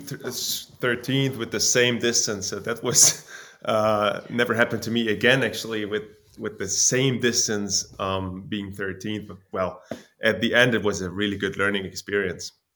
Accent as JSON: {"language": "English", "town": "Jena", "region": "Thuringia", "country": "Germany", "said": "from Germany, Jena"}